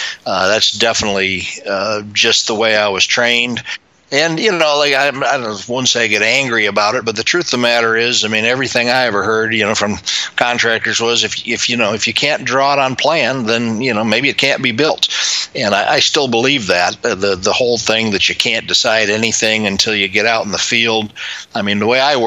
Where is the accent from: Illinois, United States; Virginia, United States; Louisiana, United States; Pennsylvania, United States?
Illinois, United States; Chicago; I was growing up in Chicago